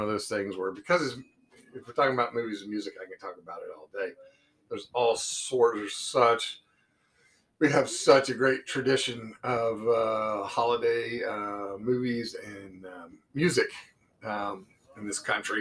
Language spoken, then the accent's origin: English; Muncie, Indiana, United States; growing up in Muncie, Indiana